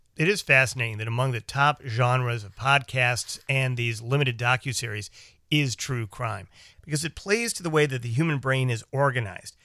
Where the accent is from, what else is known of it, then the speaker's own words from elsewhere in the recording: Chicago, Illinois, United States; we grew up in Chicago and worked in Chicago